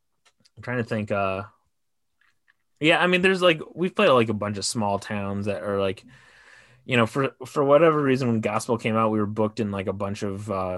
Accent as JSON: {"language": "English", "town": "Livonia", "region": "Michigan", "country": "United States", "tie": "born or raised there", "also_born_or_lived": "Detroit, Michigan", "moved": "as an adult", "lives_now": "Los Angeles, United States", "said": "I was living in Michigan. But they filmed it in Plymouth, Michigan, and I grew up in Livonia, which is the next town over."}